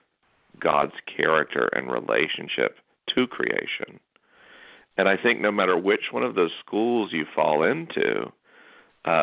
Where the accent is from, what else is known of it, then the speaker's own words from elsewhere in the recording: North Florida, United States; I'm from North Florida